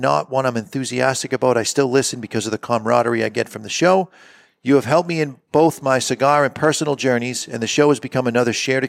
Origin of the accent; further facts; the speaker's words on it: Texas, United States; y'all, yes, I'm from Texas